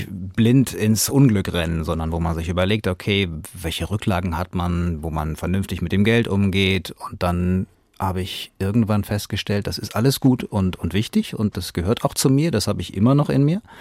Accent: Hanau, Hesse, Germany; accent: Hessian; Nein, wobei, wenn ich in Bayern bin, dann ist tatsächlich äh, wenig mit Hessisch, aber, aber wenn ich zurückkomme, dann passiert

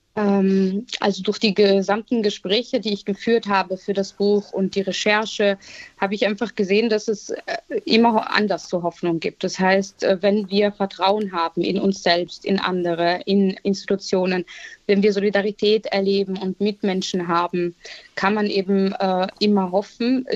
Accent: Vienna, Austria; ich bin in Wien geboren, als Kind äh, ägyptischer Eltern und habe leider schon in sehr jungen Jahren viel Rassismus und Diskriminierung erlebt, vor allem auch in der Schulzeit

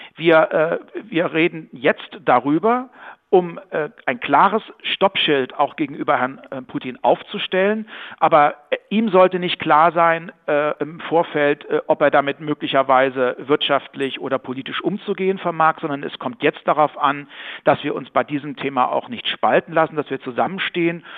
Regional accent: Bad Hersfeld, Hesse, Germany; in meiner Heimatstadt Bad Hersfeld

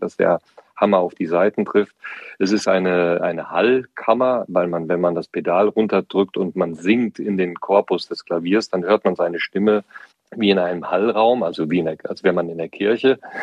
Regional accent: Siegerland, North Rhine-Westphalia, Germany; in meiner Heimat äh, im Siegerland

